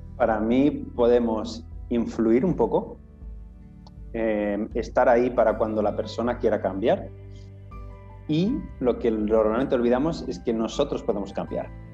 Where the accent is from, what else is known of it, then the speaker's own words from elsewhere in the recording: Menorca, Balearic Islands, Spain; soy de Menorca, una isla pequeñita